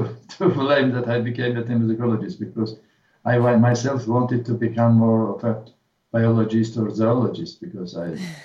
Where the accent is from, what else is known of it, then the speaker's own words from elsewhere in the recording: Tbilisi, Georgia; moved away as an adult; now in Melbourne, Australia; I grew up in Georgia. I lived in Georgia until I was 40 years old.